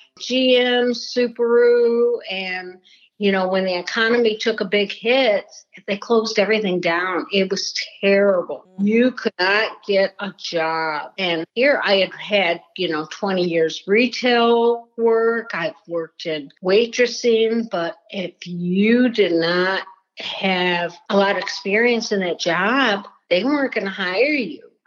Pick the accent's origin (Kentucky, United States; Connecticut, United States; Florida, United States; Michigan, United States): Michigan, United States; Detroit; I grew up outside of Detroit, Michigan.